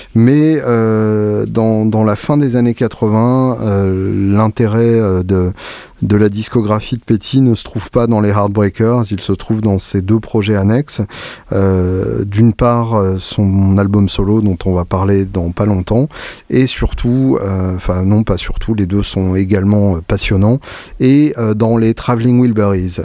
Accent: France; quand on est français

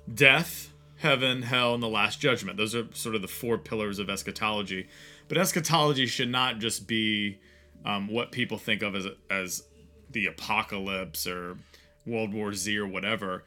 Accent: Virginia, United States; growing up in Virginia

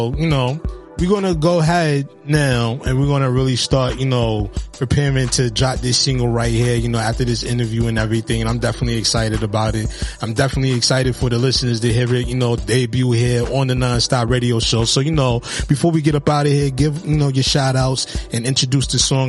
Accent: Highbridge, New York, United States; So, you know, like growing up in Highbridge, you know, you have, like you said, you know, you got a lot of prominent artists that come out of Highbridge.

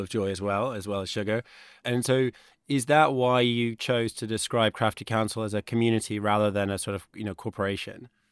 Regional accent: United States; moved away; I grew up in the States

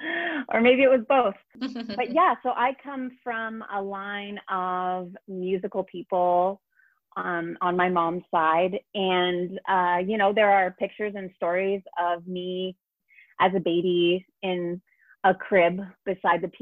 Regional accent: Brantford, Ontario, Canada; now in Toronto, Canada; I was born in Brantford, Ontario

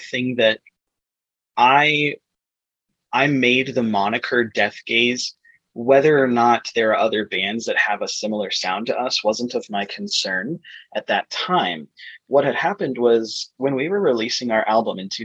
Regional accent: Arizona, United States; also born or lived in Flagstaff, Arizona; we're also from Arizona, and we now live in the Phoenix greater area

